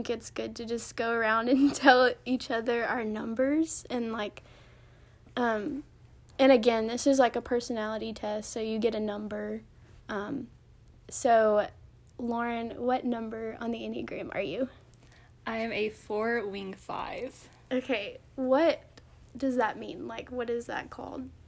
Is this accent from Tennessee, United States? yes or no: yes; Medina, Tennessee, United States; also born or lived in Memphis, Tennessee; I'm from Medina. We're from Medina, Tennessee. I don't know. Y'all probably don't know where that is, but um, it's like four hours away from Chattanooga.